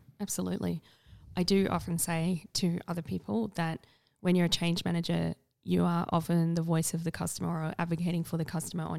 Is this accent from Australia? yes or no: yes; South Australia, Australia; Yeah. Did you not know I'm from South Australia?